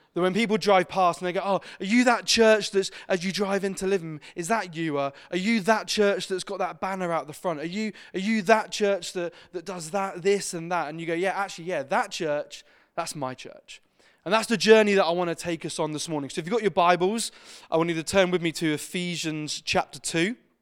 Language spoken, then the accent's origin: English; Exeter, South West England, United Kingdom; I grew up in Exeter and Devon.